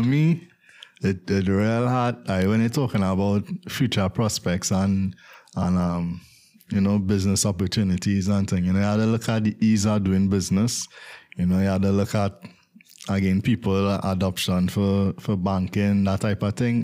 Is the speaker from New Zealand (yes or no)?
no; Trinidad & Tobago; as a Trinidadian myself